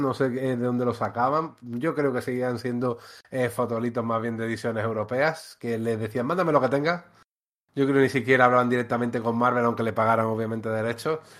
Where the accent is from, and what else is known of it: Antequera, Andalusia, Spain; born or raised there